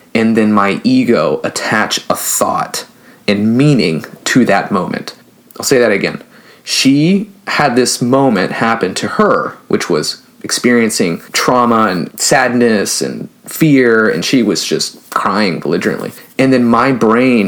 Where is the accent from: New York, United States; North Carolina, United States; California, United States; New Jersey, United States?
California, United States; the Bay Area; I'm from a big city. I'm from California. I'm from the Bay Area.